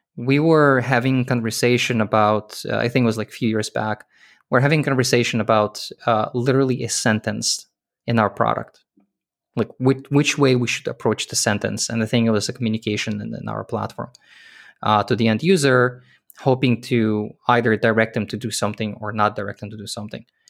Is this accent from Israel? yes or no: yes; Israel; moved away; also born or lived in Soviet Union / Canada; I was born in Soviet Union. The country doesn't exist anymore. I grew up in Israel.